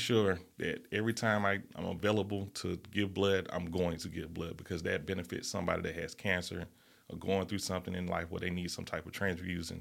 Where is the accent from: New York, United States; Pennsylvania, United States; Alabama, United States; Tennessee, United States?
Alabama, United States; Birmingham; growing up in the Fairview neighborhood, that's a different type of environment